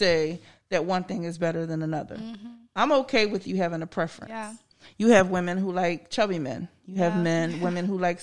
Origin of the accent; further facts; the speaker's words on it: the North, United States; moved away; I grew up in the North